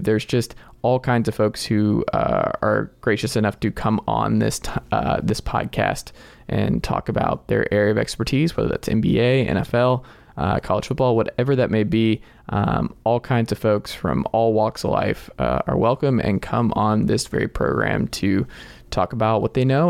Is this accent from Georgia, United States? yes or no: yes; Stone Mountain, Georgia, United States; moved away as an adult; also born or lived in Tennessee; I am originally from Snow Mountain, Georgia, just outside of Atlanta